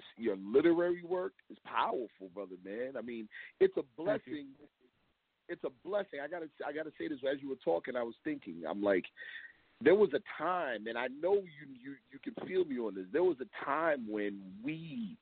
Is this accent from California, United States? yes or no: yes; Long Beach, Los Angeles, California, United States; also born or lived in New York; I was born out west. I was born in Long Beach, California, and then came to live with my father at age 4 in New York. And then 3 years later, was back in L.A. with my mother